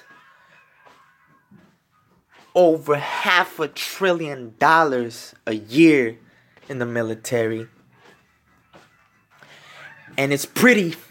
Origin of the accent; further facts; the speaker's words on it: United States; I am in the United States. I am American born.